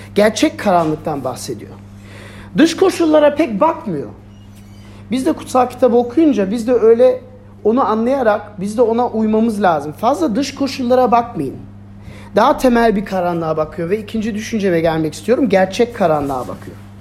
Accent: Germany; ben Almanya'da büyüdüm.

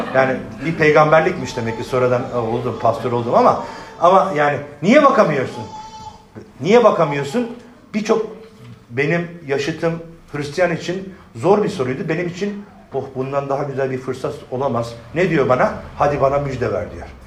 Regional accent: Adana, Turkey; ben ben Adanalıyım

